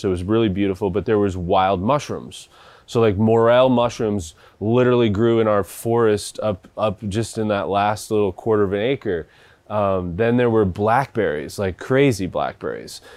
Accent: Seattle, Washington, United States; where I grew up in Washington, and we lived on two and a half acres

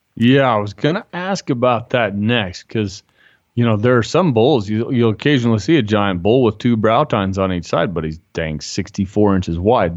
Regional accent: Utah, United States; I'm from Utah

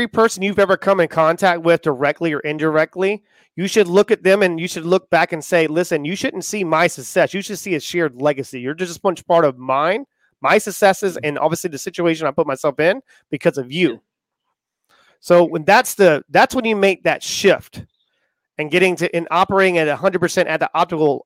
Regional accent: Charleston, South Carolina, United States; I was born in Charleston, South Carolina, and I grew up right next to my grandparents.

